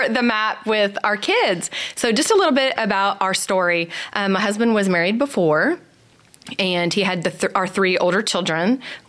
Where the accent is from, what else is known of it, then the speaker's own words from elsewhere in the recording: Dallas, Texas, United States; moved away as an adult; also born or lived in California; I grew up in Dallas.